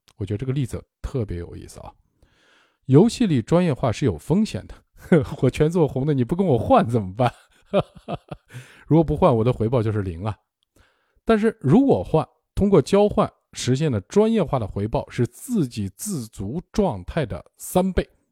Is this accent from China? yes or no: yes; China; also born or lived in Zhejiang; 我们中国人